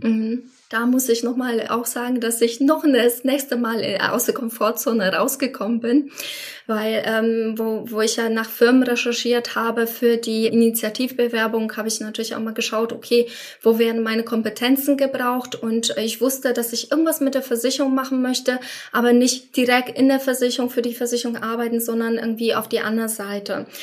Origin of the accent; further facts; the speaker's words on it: Poland; German is a second language; moved away as an adult; now in Germany; Ich komme ursprünglich aus Polen